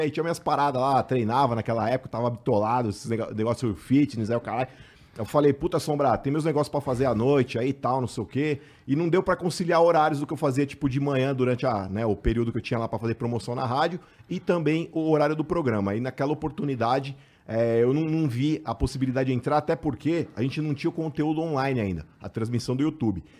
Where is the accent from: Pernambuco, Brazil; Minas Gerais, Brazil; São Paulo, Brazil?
São Paulo, Brazil; A gente é da Vila Maria, mano. Nosso apelido na infância lá era … e …